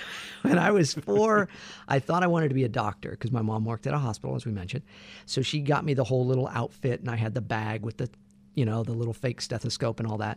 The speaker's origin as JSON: {"language": "English", "town": "Santa Barbara", "region": "California", "country": "United States", "tie": "born or raised there", "said": "born and raised in Santa Barbara, California"}